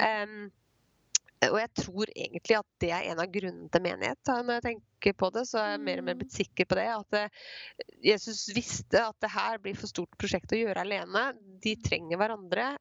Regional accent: Skien, Telemark, Norway; jeg er fra Skien

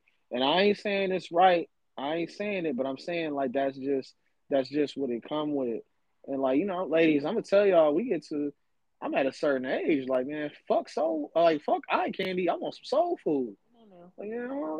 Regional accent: the South, United States; But, like, like I said, I was raised in the South, so super big on, like, common courtesy.

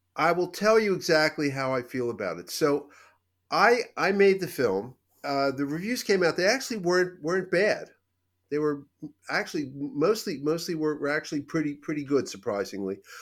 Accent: Philadelphia, Pennsylvania, United States; I grew up in Philadelphia

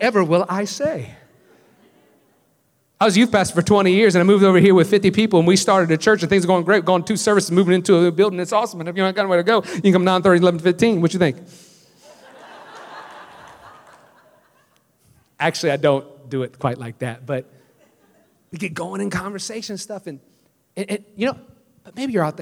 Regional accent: New Orleans, Louisiana, United States; moved away as an adult; I'm from New Orleans. I said, but I moved here about 4 years ago

